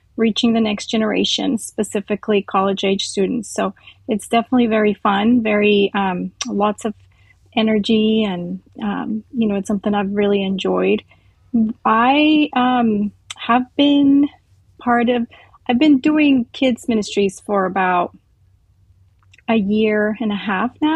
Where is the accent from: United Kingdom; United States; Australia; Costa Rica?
Costa Rica; moved away; I grew up in Costa Rica.